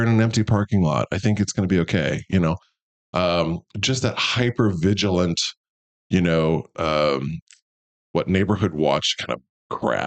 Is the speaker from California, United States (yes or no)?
no; Kansas City, Missouri, United States; moved away as an adult; also born or lived in Iowa / Boston; I grew up here in Missouri. I grew up in South Kansas City.